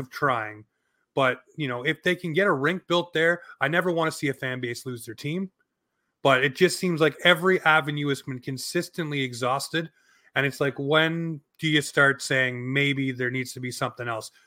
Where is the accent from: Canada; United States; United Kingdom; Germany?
Canada; as a Canadian hockey fan